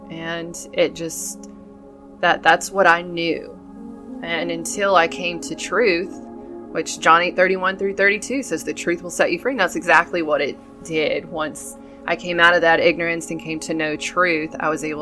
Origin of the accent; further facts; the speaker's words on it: Dallas, Texas, United States; born there; I was born in Dallas, and they had apparently lived in Burnet, Texas, and they took me back home with them.